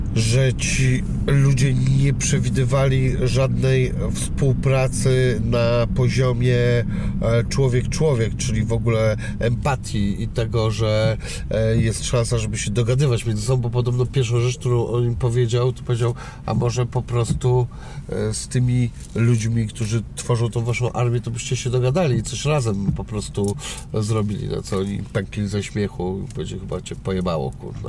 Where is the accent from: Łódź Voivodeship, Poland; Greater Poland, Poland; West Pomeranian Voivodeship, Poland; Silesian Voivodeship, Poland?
West Pomeranian Voivodeship, Poland; Szczecin; moved away; jestem oryginalnie ze Szczecina